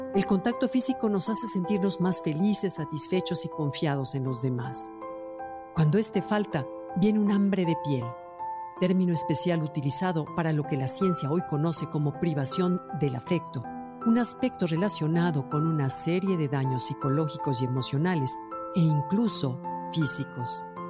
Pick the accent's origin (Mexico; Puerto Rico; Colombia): Mexico; como somos los mexicanos